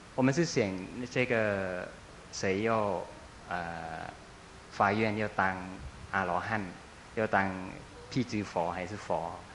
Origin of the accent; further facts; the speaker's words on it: Thailand; 我们泰国人的，呃，信仰